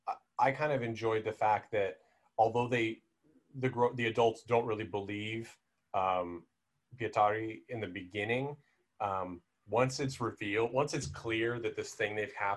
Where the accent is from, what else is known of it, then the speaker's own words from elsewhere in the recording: United States; I am super American, and so I have very little ability at speaking other languages.